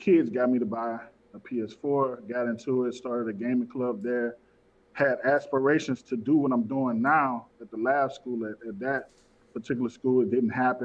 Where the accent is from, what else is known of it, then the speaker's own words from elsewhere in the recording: Baton Rouge, Louisiana, United States; I'm originally from Baton Rouge, Louisiana, down south. Born and bred here.